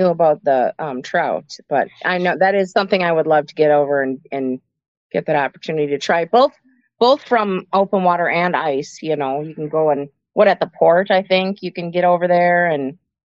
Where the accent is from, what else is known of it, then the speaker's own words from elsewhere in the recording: Moose Lake, Minnesota, United States; also born or lived in Duluth, Minnesota / Milwaukee, Wisconsin; now in Wyoming, Minnesota, United States; I'm originally from Minnesota. I was born in Duluth and grew up in Kettle River, Moose Lake, Barnum area. So lived Minnesota in Milwaukee for a little while, but otherwise I've always lived in Minnesota.